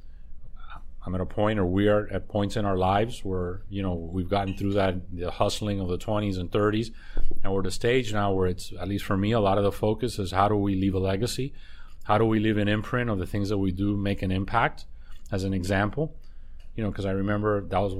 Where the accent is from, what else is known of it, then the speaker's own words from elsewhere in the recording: Miami, Florida, United States; I was born here. I was born in Mount Sinai Hospital. So I'm a Miami kid